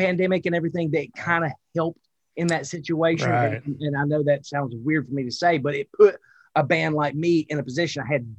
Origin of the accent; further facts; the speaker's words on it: Wilkesboro, North Carolina, United States; accent: Southern; I'm from a place called Wilkesboro, North Carolina.